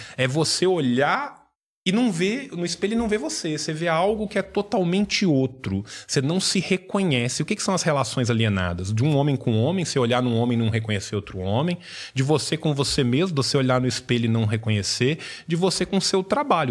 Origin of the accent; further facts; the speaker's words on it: Brazil; a gente é brasileiro